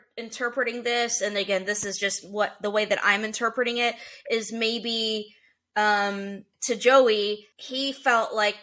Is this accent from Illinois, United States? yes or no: no; Middle Tennessee, United States; I grew up in Middle Tennessee